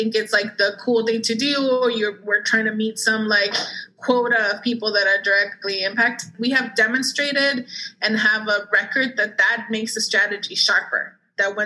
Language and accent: English; Dallas, Texas, United States; also born or lived in Mexico; growing up in Dallas, Texas, in the South